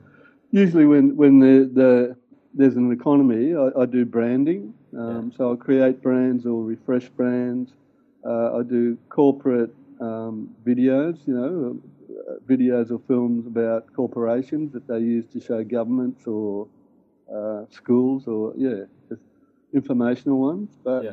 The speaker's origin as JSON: {"language": "English", "town": "Griffith", "region": "New South Wales", "country": "Australia", "tie": "born there", "said": "I actually moved around a lot, both with my parents and with myself. I was born in Griffith in Australia"}